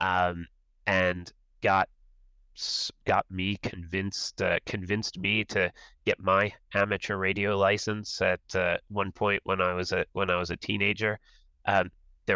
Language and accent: English; Washington, District of Columbia, United States; growing up in the Washington, D.C. area